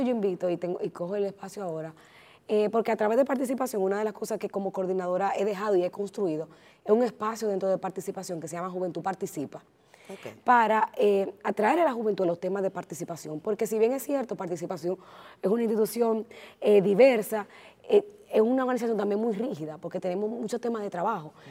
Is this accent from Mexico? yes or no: no; Dominican Republic